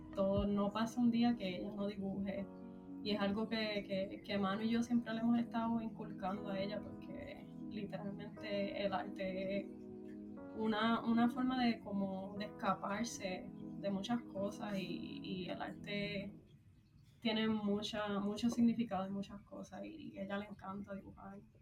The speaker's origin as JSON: {"language": "Spanish", "country": "Puerto Rico", "moved": "as an adult", "lives_now": "United States", "said": "pues soy de Puerto Rico, llevo viviendo en Estados Unidos en como aproximadamente siete años"}